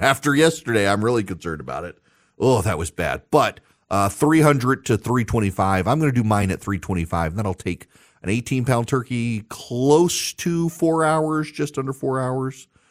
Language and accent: English; Louisiana, United States; I'm from Louisiana